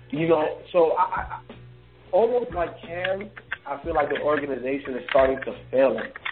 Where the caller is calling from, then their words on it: Alabama, United States; I'm from Alabama. Roll Tide.